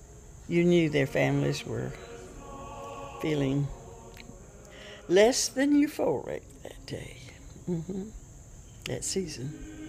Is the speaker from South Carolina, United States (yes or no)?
yes; Camlin farm, near Florence, South Carolina, United States; I grew up on the Camlin farm. We were sharecropping with him.